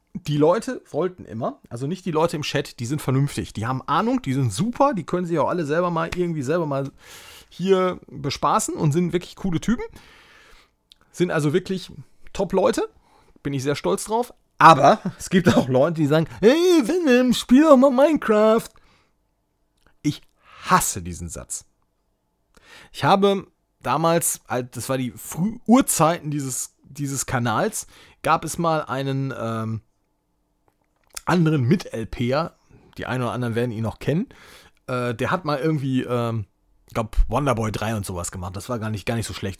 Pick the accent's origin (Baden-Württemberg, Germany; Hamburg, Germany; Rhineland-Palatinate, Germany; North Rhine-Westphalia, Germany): North Rhine-Westphalia, Germany; so ein Depp hier aus NRW, der hier äh, in NRW zur Schule gegangen ist